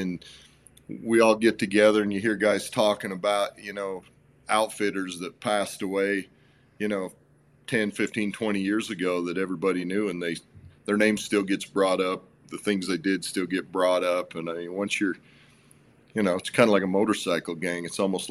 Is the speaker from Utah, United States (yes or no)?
yes; central Utah, United States; also born or lived in Springville, Utah; I grew up in a little town in central Utah on a ranch, on a sheep ranch, actually